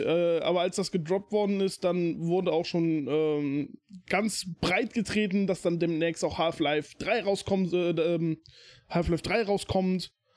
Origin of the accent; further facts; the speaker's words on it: Germany; hier bei uns in Deutschland